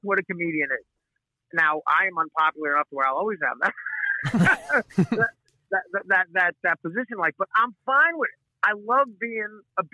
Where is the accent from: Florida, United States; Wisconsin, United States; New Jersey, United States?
New Jersey, United States; I am a guy from North Jersey, an Italian kid who grew up with a blue-collar dad from North Jersey